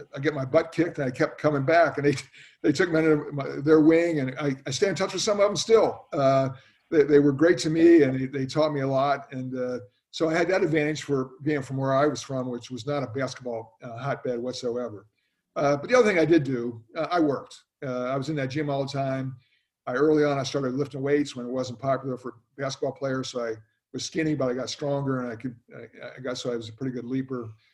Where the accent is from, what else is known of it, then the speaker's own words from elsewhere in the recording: Millersville, Pennsylvania, United States; moved away as an adult; my little hometown was a college town uh, where my father taught. It's now called Millersville University